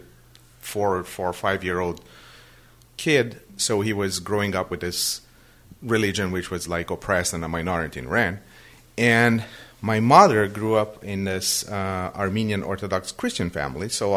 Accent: Brazil; first language Portuguese; English is a second language; moved away as an adult; also born or lived in Western Massachusetts; now in Massachusetts, United States; I was born and I grew up in Brazil.

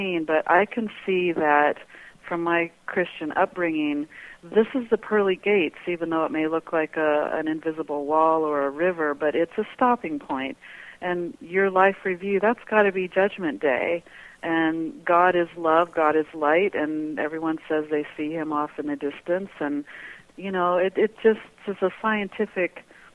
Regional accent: Colorado Springs, Colorado, United States; moved away as an adult; now in Prescott, United States; I grew up in Colorado Springs, Colorado

